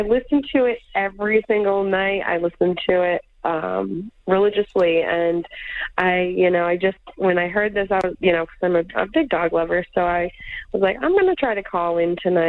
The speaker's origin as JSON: {"language": "English", "area": "Martha's Vineyard / Cape Cod", "region": "Massachusetts", "country": "United States", "tie": "born or raised there", "also_born_or_lived": "Acushnet, Massachusetts", "moved": "as an adult", "lives_now": "Cambridge, United States", "said": "And I grew up on the Cape, born and raised on the vineyard, and moved off to live in a Acushnet. But I got engaged and moved to Cambridge."}